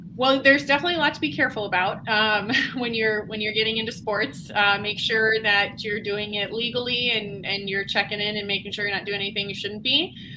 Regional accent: Buffalo, New York, United States; now in Cincinnati, United States; I'm actually originally from Buffalo, New York

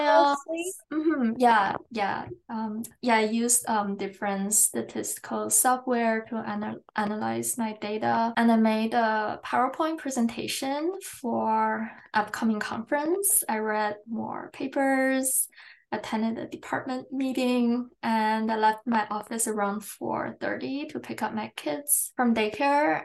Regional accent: China; also born or lived in England; now in Canada; First, I was born in China. I went to boarding school in England and I came to Canada for university and now I'm still in Canada

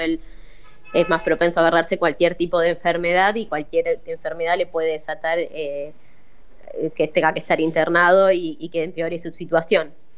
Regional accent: Paraná, Entre Ríos, Argentina; moved away as an adult; now in Rosario, Argentina; Yo soy de Paraná. Eh, después, bueno, me fui a vivir a Rosario por mis estudios

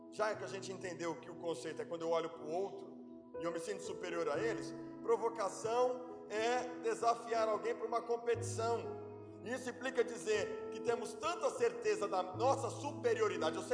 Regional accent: Alagoas, Brazil; eu sou nordestino abechado, sou, do, sou alagoano.

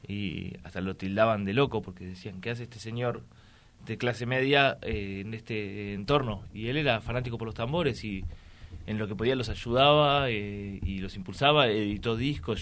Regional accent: Tigre, Buenos Aires Province, Argentina; moved away; also born or lived in Uruguay; nosotros tres, soy mis dos hermanos de la segunda camada, nacimos en Tigre, Buenos Aires

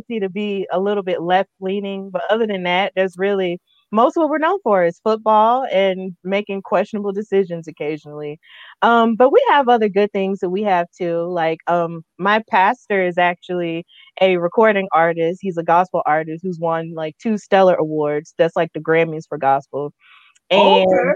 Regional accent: Birmingham, Alabama, United States; I'm from the southeastern part of the United States. I'm from Birmingham, Alabama

